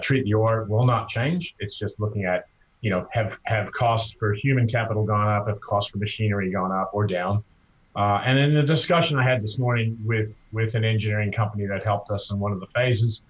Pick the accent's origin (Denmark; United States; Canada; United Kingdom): Canada; as a Canadian